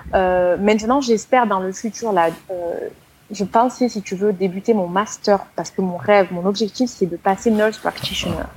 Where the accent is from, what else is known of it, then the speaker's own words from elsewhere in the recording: Marseille, Provence-Alpes-Côte d'Azur, France; moved away; je suis assez de Marseille.